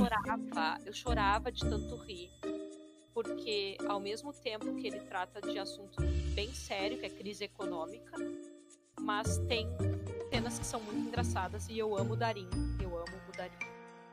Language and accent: Portuguese; Porto Alegre, Rio Grande do Sul, Brazil; eu sou de Porto Alegre